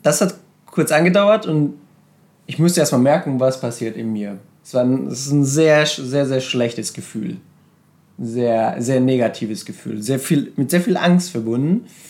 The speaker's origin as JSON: {"language": "German", "country": "Serbia", "tie": "born or raised there", "moved": "yes", "said": "ich bin in Serbien aufgewachsen, in einem kleinen Dorf und wir sind sehr arm aufgewachsen"}